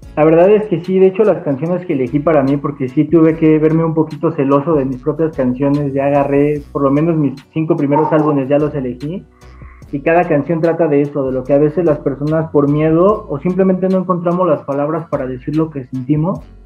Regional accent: Atotonilco el Alto, Jalisco, Mexico; se grabó en Atotonilco el Alto, yo soy de, de allá

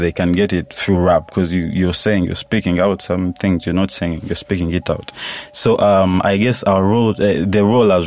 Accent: Mbarara, Western Region, Uganda; I'm from Barara. I do Lunyankore on every project I drop.

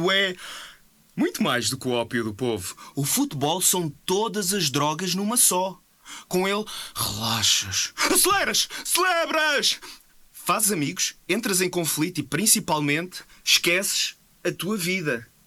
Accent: Portugal; Sou português

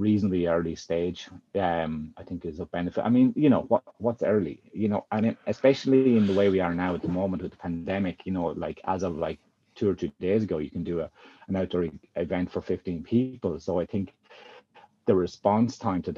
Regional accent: Carlow, Leinster, Ireland; moved away as an adult; also born or lived in Galway

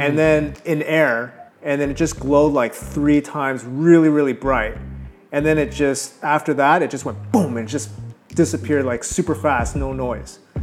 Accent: Toronto, Ontario, Canada; moved away as an adult; also born or lived in California; Toronto will always be my hometown

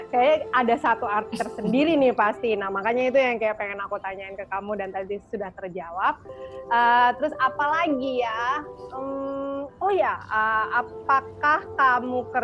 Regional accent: Jakarta, Indonesia; also born or lived in Yogyakarta; aku kan lahir besar di Jakarta cuman aku merit tinggal di Jogja tapi sekarang aku balik lagi ke Jakarta

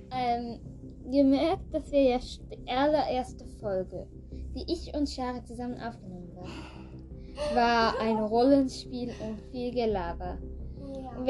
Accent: Thurgau, Switzerland; wir kommen, wie man gerade glaub, gehört hat, wir kommen aus Schweiz, aus Thurgau

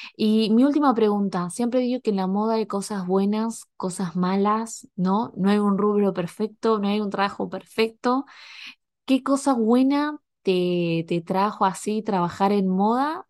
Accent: Argentina; now in Canada; yo soy argentina, pero estoy en Canadá

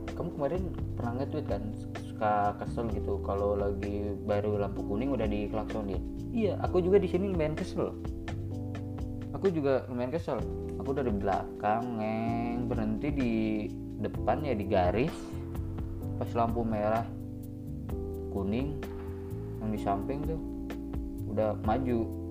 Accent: Java, Indonesia; moved away as an adult; also born or lived in Pangandaran; now in Bengkulu, Indonesia; Setelah gue 3 bulan berada jauh dari rumah gue Itu di daerah Pulau Jawa lah sekarang gue di sini di Bengkulu

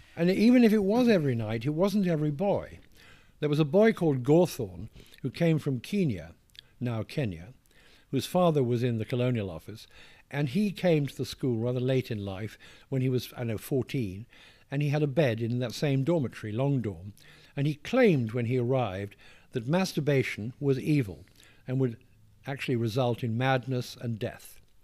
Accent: England, United Kingdom; accent: posh; moved away as an adult; also born or lived in Westminster; now in New York, United States

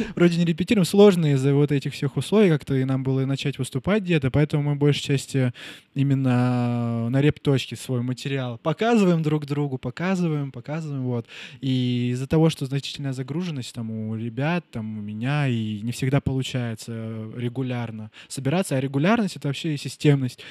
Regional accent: Nizhnevartovsk, Khanty-Mansi Autonomous Okrug, Russia; born or raised there; moved away as an adult

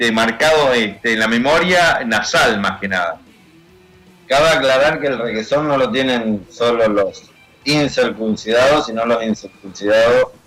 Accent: United States; born there; Yo este, eh, nací en Estados Unidos, entonces acá por elección este, mis padres decidieron circuncidarme

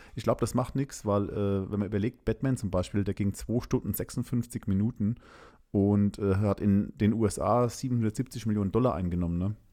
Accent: Germany; also born or lived in Landstuhl, Rhineland-Palatinate; bei uns in Deutschland

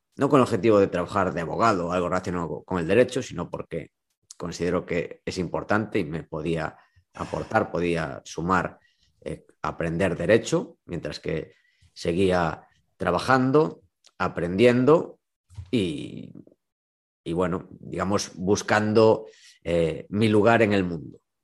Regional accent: A Coruña, Galicia, Spain; also born or lived in Vigo; yo soy de Coruña

